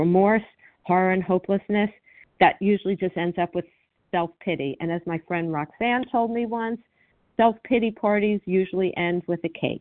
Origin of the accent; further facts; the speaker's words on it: Miami, Florida, United States; I grew up in Miami